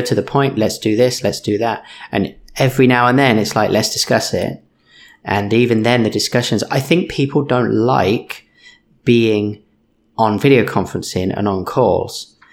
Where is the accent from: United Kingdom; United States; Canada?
United Kingdom; moved away; I'm British, I mumble